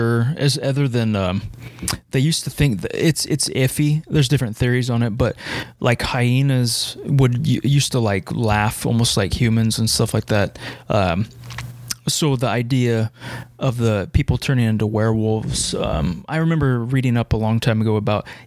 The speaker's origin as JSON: {"language": "English", "country": "United States", "said": "me on the American side"}